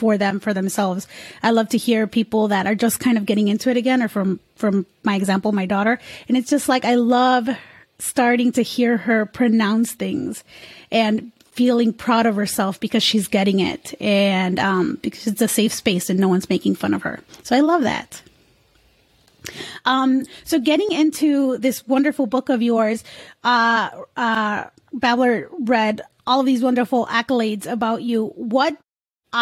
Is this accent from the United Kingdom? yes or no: no; Mexico; now in United States; I was born in Mexico